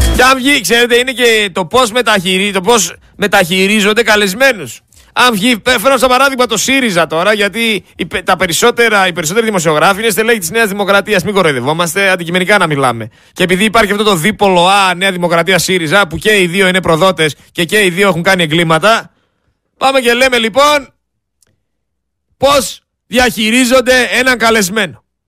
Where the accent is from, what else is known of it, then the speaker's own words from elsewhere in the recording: Greece; δεν είμαστε Τούρκοι, είμαστε Έλληνες